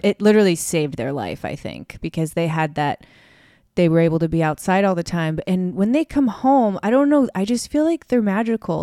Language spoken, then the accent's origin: English; Chicago, Illinois, United States; moved away; have grown up in Chicago